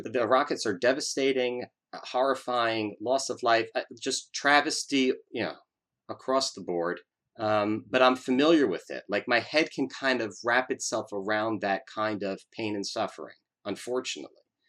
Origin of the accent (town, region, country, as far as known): United States